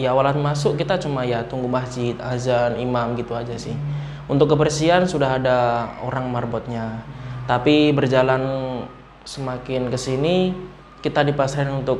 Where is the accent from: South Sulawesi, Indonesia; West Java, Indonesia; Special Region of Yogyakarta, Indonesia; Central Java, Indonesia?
Central Java, Indonesia; Boyolali; dari Boyolali Mas kebetulan.